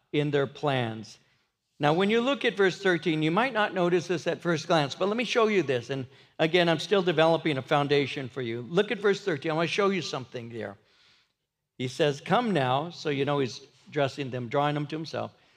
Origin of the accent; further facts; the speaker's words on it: Norwalk, California, United States; I grew up in Norwalk in the fifties